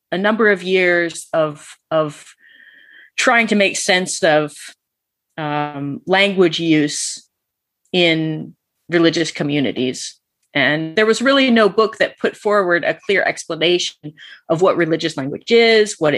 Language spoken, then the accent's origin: English; Georgia, United States; moved away as an adult; also born or lived in Alaska / Atlanta, Georgia; now in England, United Kingdom; I was born in Alaska, but raised mostly in Georgia